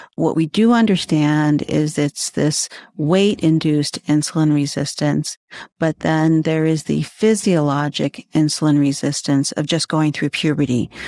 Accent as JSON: {"language": "English", "town": "Cleveland", "region": "Ohio", "country": "United States", "tie": "born or raised there", "said": "I grew up right here in Cleveland area"}